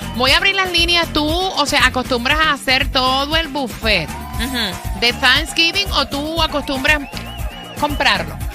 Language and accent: Spanish; Puerto Rico; como puertorriqueña